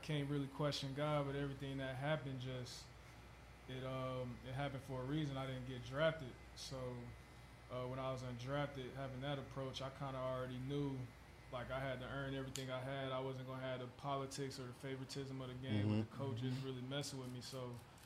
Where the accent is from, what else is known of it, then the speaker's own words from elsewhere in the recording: Atlanta, Georgia, United States; also born or lived in Suwanee, Georgia; I grew up in Atlanta, Georgia